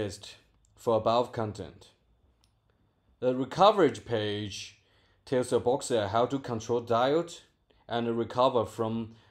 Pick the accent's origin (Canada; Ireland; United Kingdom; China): China; Guiyang, Guizhou; English is a second language; from Guiyang, China.